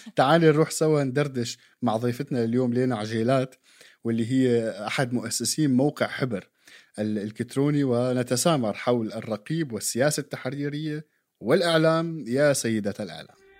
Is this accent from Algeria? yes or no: no; Syria; علينا يعني كسوريين